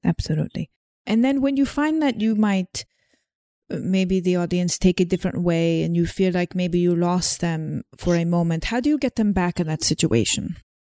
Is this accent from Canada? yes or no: no; Slovenia; moved away; I talk about growing up in Slovenia, but it's not actually how I grew up in Slovenia